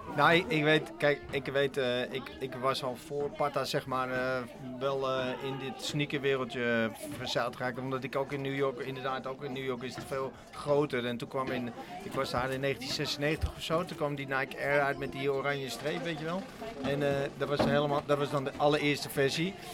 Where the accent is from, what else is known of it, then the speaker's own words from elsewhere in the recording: Amsterdam, North Holland, Netherlands; ik kom ook uit de Republiek Amsterdam